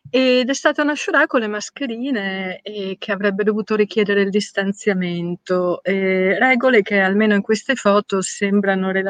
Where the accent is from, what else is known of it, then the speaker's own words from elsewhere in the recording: Udine, Friuli-Venezia Giulia, Italy; moved away; also born or lived in Valcellina; Io sono nata a Udine, ma mm, la mia famiglia ha una casa in montagna in Valcellina e, mm, ed è un luogo simpatico in cui tornare.